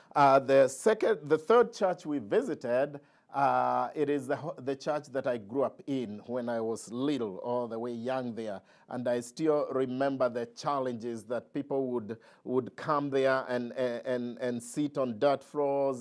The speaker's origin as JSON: {"language": "English", "country": "Kenya", "tie": "born or raised there", "moved": "yes", "said": "I grew up in Kenya"}